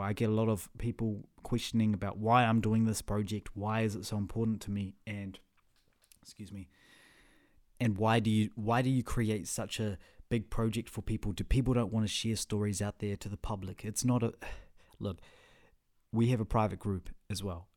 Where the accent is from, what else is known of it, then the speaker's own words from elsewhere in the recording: Whangarei, Northland, New Zealand; also born or lived in Russia; I was raised in Whangarei